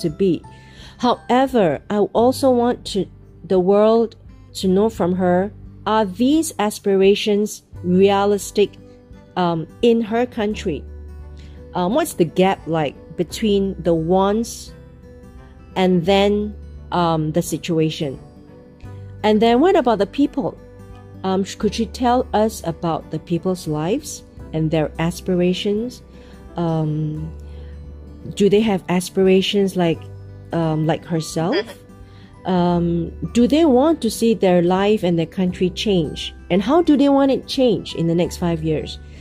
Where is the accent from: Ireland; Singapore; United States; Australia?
Singapore; from where I come from, Asia and Singapore